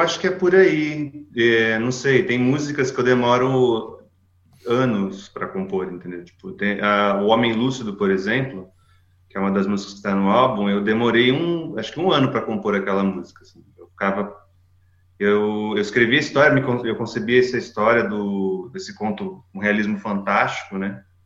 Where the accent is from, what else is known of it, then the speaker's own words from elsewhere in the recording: Campinas, São Paulo, Brazil; moved away as an adult; now in Toulouse, France; fiquei em Campinas quase minha vida inteira, né? Praticamente minha vida inteira vivi em Campinas. Cresci lá